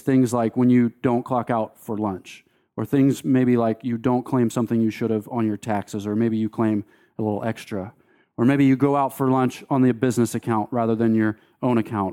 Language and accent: English; Delaware, United States; moved away as an adult; also born or lived in Fort Collins, Colorado; I grew up in Delaware